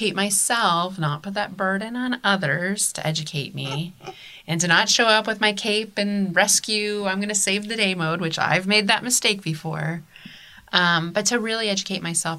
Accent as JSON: {"language": "English", "town": "Columbus", "region": "Ohio", "country": "United States", "tie": "born or raised there", "said": "growing up in Columbus, Ohio"}